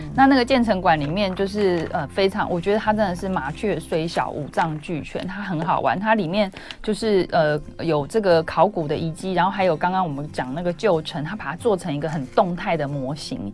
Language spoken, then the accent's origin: Chinese; Taipei, Taiwan; 我，我也是台北人